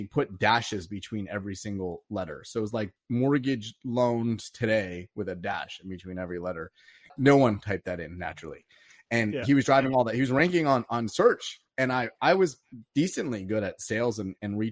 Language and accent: English; East Coast, United States; moved away as an adult; also born or lived in Silicon Valley; I was originally from the East Coast and I moved out to Silicon Valley